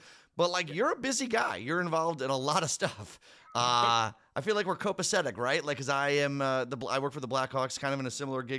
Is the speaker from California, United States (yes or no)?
no; Downers Grove, Illinois, United States; I grew up in Downers Grove, which is kind of like Splitsville. A lot of Cubs fans, a lot of Sox fans.